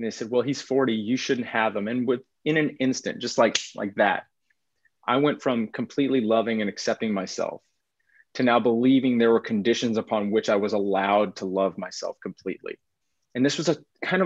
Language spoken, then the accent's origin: English; Texas, United States; now in Pacific Northwest, United States; I grew up in Texas. I'm a seventh generation Texan